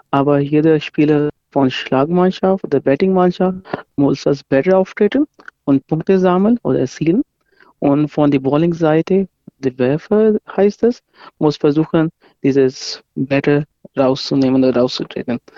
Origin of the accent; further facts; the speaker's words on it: Pakistan; now in Nuremberg, Germany; ich komme ursprünglich aus Pakistan, aber ich habe in Deutschland studiert.